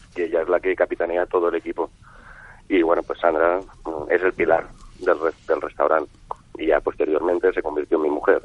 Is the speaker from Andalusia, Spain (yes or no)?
no; Barcelona, Catalonia, Spain; now in Seville, Spain; yo soy barcelonés, empiezo a estudiar en la Escuela de Hostelería de Barcelona con 15 añitos